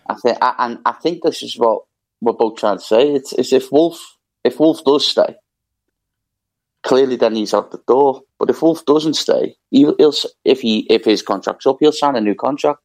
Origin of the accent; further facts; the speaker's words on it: Liverpool, North West England, United Kingdom; growing up in Liverpool